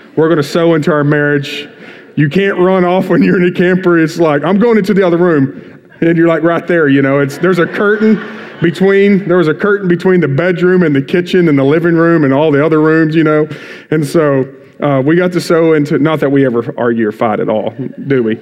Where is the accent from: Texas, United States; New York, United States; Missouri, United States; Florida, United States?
Texas, United States; Bowie; moved away as an adult; now in Waco, United States; born and raised in Bowie, been in Crossroads since it started.